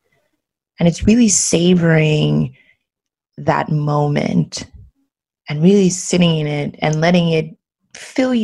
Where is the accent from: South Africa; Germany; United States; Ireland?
United States; Maryland; moved away as an adult; also born or lived in Los Angeles / Paris; now in Barcelona, Spain; I grew up in Maryland in the United States